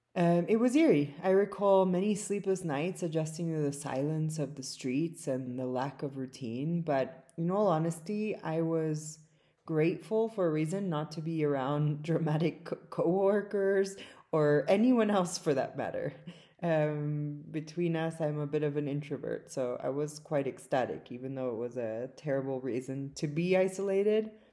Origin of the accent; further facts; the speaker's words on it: South Africa; now in California, United States; my native South Africa